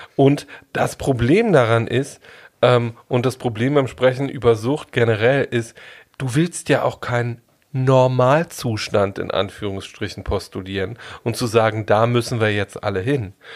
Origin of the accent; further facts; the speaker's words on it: Germany; Ich bin in der DDR groß geworden